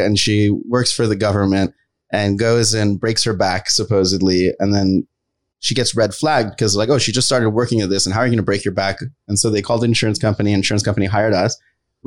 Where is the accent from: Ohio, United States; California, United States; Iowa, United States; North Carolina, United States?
California, United States; San Jose; also born or lived in Los Angeles; I was born in San Jose. And then I go through my life story, which is, you know, I was in San Jose, moved to LA.